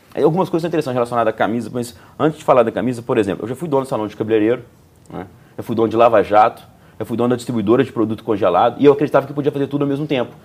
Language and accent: Portuguese; Juiz de Fora, Minas Gerais, Brazil; Sou natural de Juiz de Fora. É, eu nasci ali, eu cresci ali